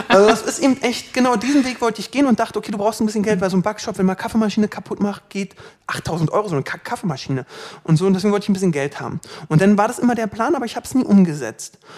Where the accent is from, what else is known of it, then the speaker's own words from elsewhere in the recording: Berlin, Germany; 29 Jahre alt. Mm, du wohnst in Berlin? Ich wohne in Berlin. Ich bin Berliner, ich kann auch anders reden.